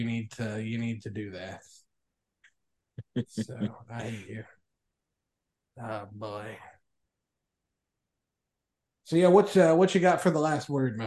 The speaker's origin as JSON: {"language": "English", "area": "Ohio County", "region": "Kentucky", "country": "United States", "tie": "born or raised there", "said": "I grew up in Ohio County, Kentucky."}